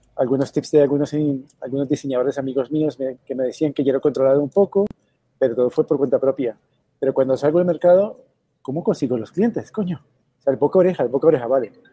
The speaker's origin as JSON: {"language": "Spanish", "country": "Colombia", "tie": "born or raised there", "moved": "yes", "lives_now": "Madrid, Spain", "said": "Soy originario de Colombia. Vivo aquí en Madrid hace 10 años, pero en España vivo hace 15, 15 años"}